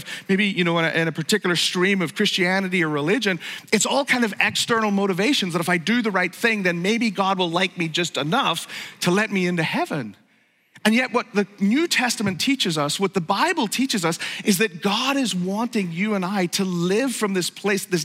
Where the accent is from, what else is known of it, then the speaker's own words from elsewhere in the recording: Northern Ireland, United Kingdom; moved away; I grew up in Northern Ireland